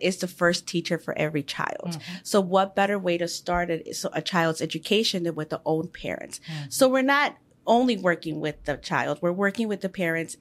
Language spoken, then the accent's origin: English; Chicago, Illinois, United States; I was born here in Chicago in the Pilsen area